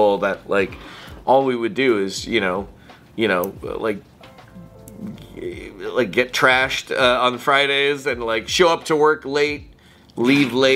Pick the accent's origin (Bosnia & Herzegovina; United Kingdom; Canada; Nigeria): Canada; Toronto, Ontario; Scarborough. So Scarborough, Ontario.